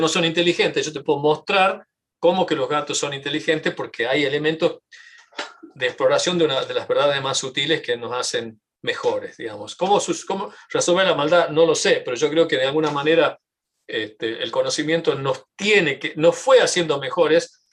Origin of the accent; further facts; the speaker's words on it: Tucumán, Argentina; now in United States; yo sí tucumano, argentino y tengo eh, una identificación cultural muy fuerte con, mi, con, mi, país